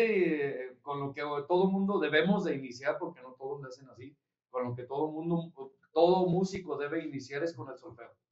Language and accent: Spanish; Yuriria, Guanajuato, Mexico; somos de ahí de Yuriria